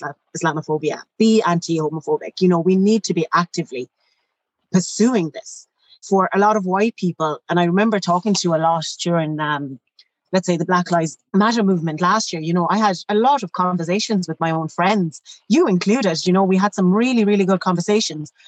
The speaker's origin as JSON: {"language": "English", "town": "Shannon", "region": "Munster", "country": "Ireland", "tie": "born or raised there", "said": "I grew up in Shannon"}